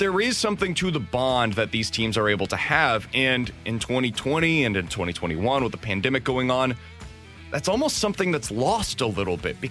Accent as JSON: {"language": "English", "town": "Kansas City", "region": "Missouri", "country": "United States", "tie": "born or raised there", "said": "I grew up in Kansas City"}